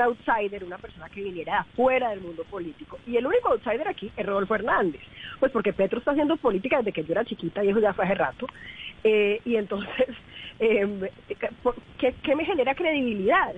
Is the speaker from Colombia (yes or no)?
yes; Valle del Cauca, Colombia; yo soy del Valle